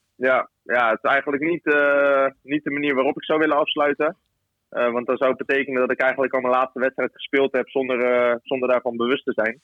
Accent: Rotterdam, South Holland, Netherlands; moved away as an adult; also born or lived in Ouderkerk aan den IJssel / Leeuwarden; ik kom natuurlijk zelf uit Rotterdam

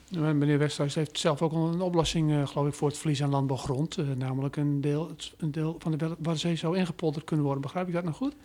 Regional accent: Veenkoloniën, Groningen, Netherlands; als Groninger, hè, ehm, eh, ik ben opgegroeid in de Venkoloniën.

